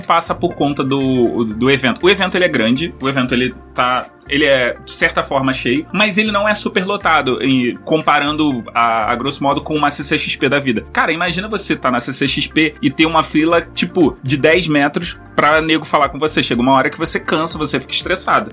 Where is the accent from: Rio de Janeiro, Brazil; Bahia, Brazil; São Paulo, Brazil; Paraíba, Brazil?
Rio de Janeiro, Brazil; eu sou carioca, sou banguense